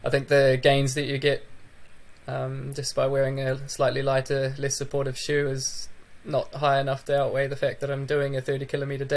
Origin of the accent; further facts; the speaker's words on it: New Zealand; moved away as an adult; also born or lived in United Kingdom; now in Sweden; I'm heading over to New Zealand for my first New Zealand winter since I moved to Europe. So that will be quite a interesting experience going back home